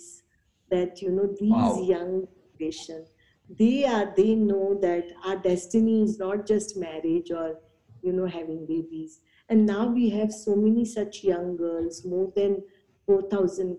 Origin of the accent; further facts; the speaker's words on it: Mumbai, Maharashtra, India; I was born and raised in Mumbai